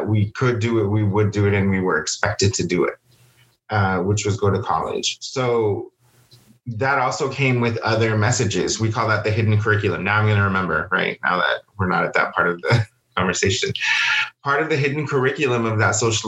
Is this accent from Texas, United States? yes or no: yes; Texas, United States; also born or lived in San Antonio, Texas; I was born in San Antonio and then we moved to a different area of Texas